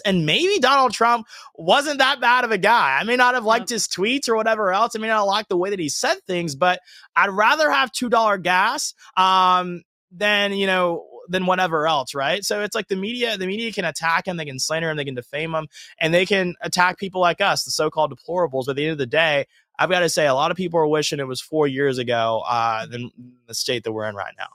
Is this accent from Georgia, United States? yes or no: yes; Georgia, United States; moved away as an adult; also born or lived in Alabama; now in Los Angeles, United States; I grew up in Georgia, born raised there